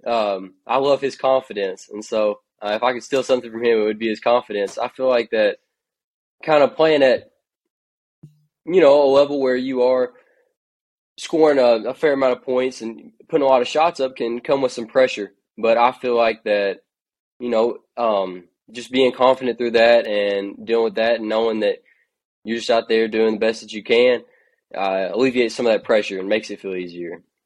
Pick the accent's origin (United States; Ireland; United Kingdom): United States; Kentucky; growing up in Kentucky